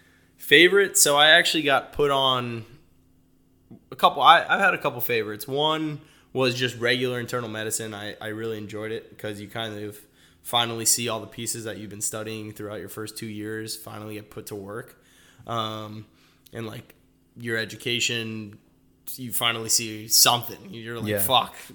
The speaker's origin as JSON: {"language": "English", "town": "Fort Lauderdale", "region": "Florida", "country": "United States", "said": "Originally from Fort Lauderdale. My family is originally from Peru."}